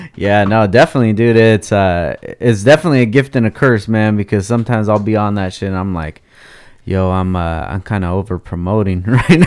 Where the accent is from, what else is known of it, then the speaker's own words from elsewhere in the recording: Oxnard, California, United States; I grew up in Oxnard my whole life